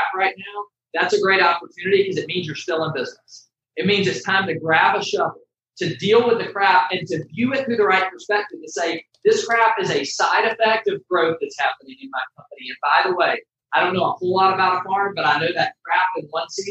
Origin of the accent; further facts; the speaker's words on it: Atlanta, Georgia, United States; I grew up in Metro Atlanta